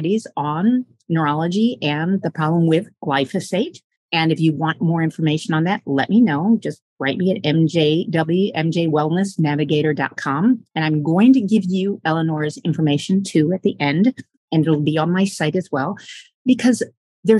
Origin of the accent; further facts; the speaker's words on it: Michigan, United States; now in New York, United States; I grew up in Michigan, and behind my elementary school, they built a big golf course